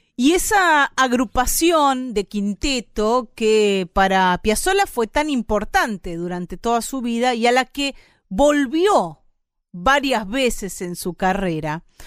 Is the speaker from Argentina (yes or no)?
yes; Argentina; nos ha llevado a nosotros y a nosotras como argentinos y argentinas por todo el mundo